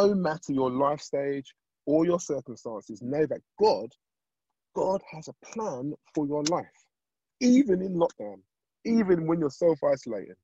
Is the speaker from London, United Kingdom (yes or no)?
yes; London, United Kingdom; I grew up in Southeast London